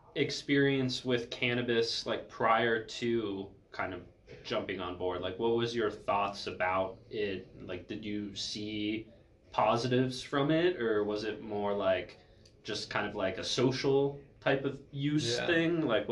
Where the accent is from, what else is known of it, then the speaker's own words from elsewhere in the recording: East Coast, United States; like us growing up on the East Coast.